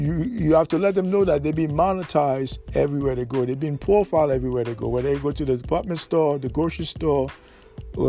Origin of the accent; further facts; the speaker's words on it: United States; we as Negro American